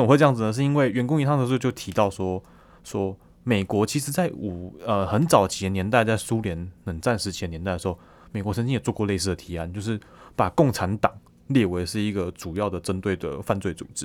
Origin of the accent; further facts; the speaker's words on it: Taiwan; 可能很多我们台湾人